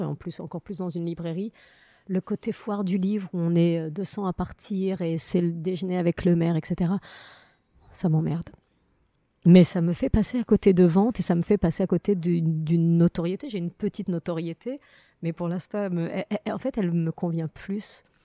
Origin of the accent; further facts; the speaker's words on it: Morocco; now in France; très belle enfance, avec que des bons souvenirs du Maroc